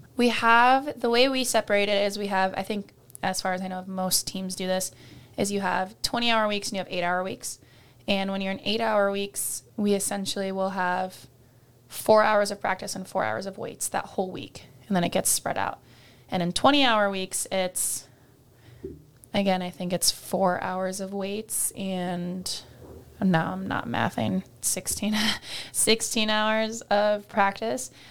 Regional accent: Iowa, United States; my dream school and my home state

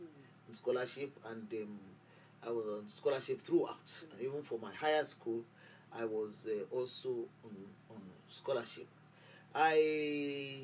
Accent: Lagos, Nigeria; I was born in Yaba, Lagos. And that's where I grew up

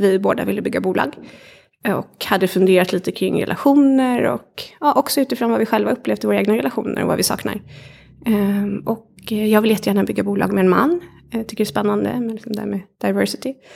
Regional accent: Kalmar, Kalmar County, Sweden; jag har vuxit upp i, i Kalmar småstad

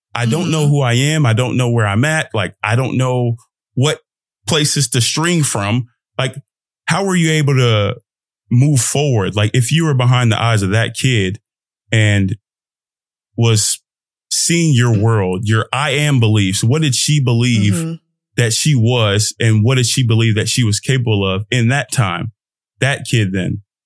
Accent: United States; I'm an American too. I'm Nigerian American.

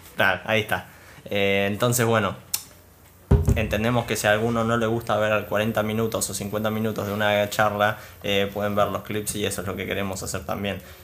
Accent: Argentina; nuestro gran país, Argentina

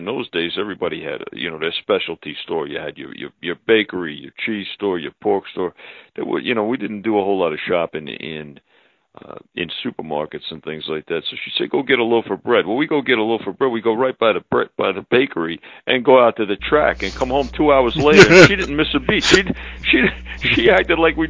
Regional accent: New York City, New York, United States; moved away as an adult; also born or lived in Long Island, New York; now in Las Vegas, United States; I grew up in Brooklyn and on Long Island

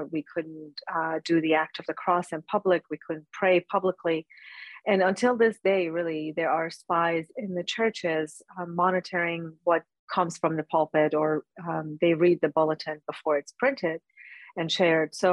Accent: Iran; I was born and raised in Iran, and uh, as a Christian and ethnically as an Assyrian, um, we faced harsh treatment uh, with the fall of Shah in 1979.

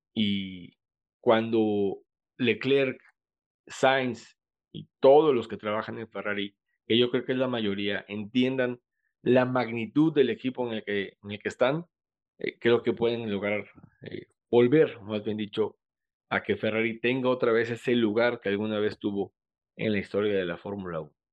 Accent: Mexico; como mexicanos

